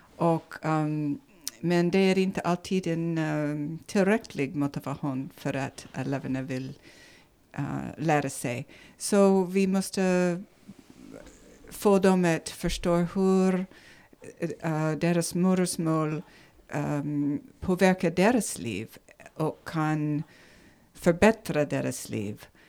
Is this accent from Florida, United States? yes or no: no; Nevada, United States; Swedish is a second language; moved away as an adult; now in Sigtuna, Sweden; från ursprungligen från USA, Nevada i USA